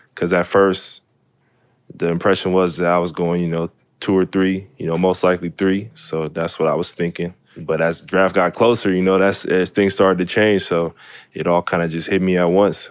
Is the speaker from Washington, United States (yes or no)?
yes; Seattle, Washington, United States; Really grew up, you know, in, my house is in the middle of the city. So just playing football in the city, playing basketball in the city, growing up in the city.